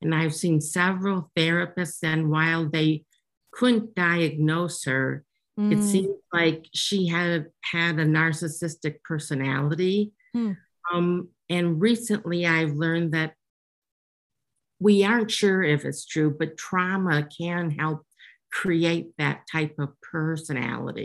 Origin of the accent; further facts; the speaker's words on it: Green Bay, Wisconsin, United States; I grew up in Green Bay, Wisconsin.